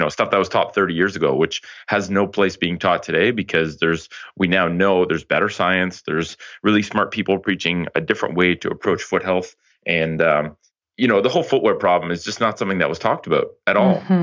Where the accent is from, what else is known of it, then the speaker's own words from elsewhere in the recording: Ottawa, Ontario, Canada; moved back to Ottawa, which is my hometown